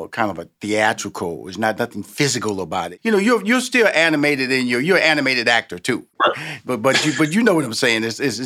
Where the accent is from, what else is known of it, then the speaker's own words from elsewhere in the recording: Houston, Texas, United States; you're a Texas boy like me. I'm from Houston, Texas.